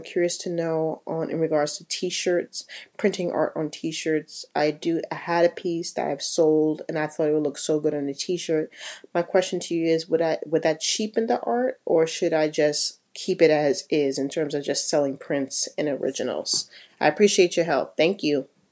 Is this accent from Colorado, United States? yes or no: no; New York, United States; now in New Jersey, United States; I am from New York, but I currently live in New Jersey